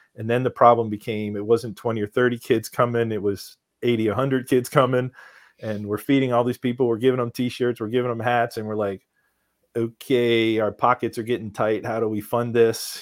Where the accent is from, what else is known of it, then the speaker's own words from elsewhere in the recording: Philadelphia, Pennsylvania, United States; we're from Philadelphia